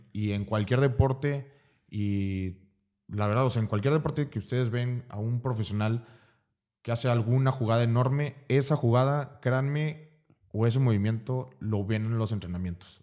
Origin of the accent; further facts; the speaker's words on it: Veracruz, Mexico; also born or lived in Tapachula / Campeche / Puebla; nací en Veracruz. Em, toda mi, bueno, casi toda mi vida he vivido en Veracruz.